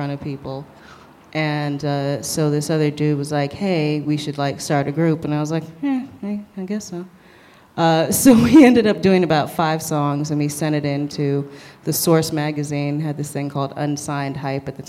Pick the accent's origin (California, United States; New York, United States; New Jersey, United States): New York, United States; New York City; also born or lived in Cape Town, South Africa / Brooklyn; growing up in Manhattan and being a very Manhattan, and I still consider myself a Manhattanite